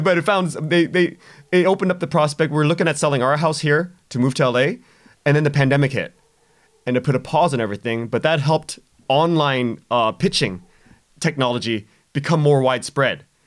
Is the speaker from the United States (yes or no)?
no; Canada; we're Canadian